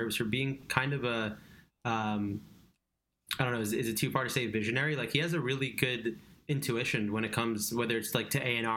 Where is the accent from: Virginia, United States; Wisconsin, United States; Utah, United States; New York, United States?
New York, United States; Long Island; I grew up in Long Island